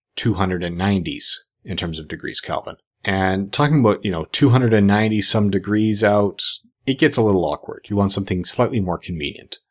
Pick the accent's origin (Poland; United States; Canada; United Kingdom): Canada; I'm Canadian